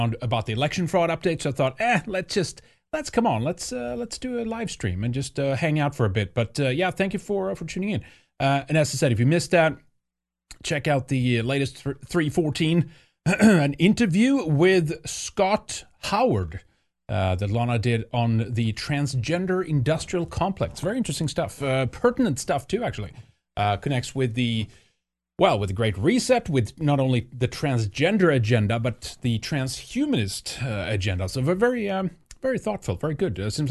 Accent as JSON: {"language": "English", "country": "Sweden", "tie": "born or raised there", "moved": "yes", "said": "growing up in Sweden."}